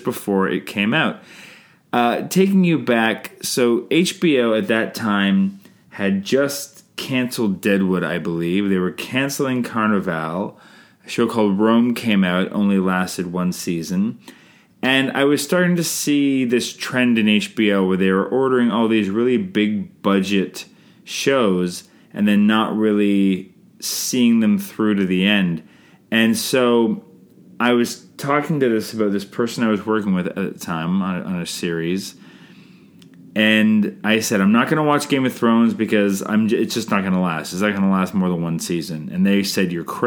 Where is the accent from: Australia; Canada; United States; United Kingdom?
Canada; I'm Canadian filmmaker